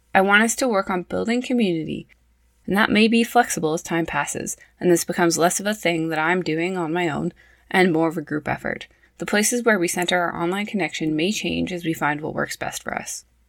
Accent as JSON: {"language": "English", "town": "Prince George", "region": "British Columbia", "country": "Canada", "tie": "born or raised there", "also_born_or_lived": "Saskatoon", "said": "I was raised in Prince George, BC."}